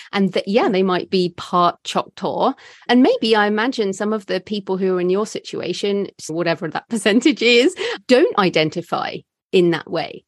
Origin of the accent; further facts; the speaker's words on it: United Kingdom; as a British white woman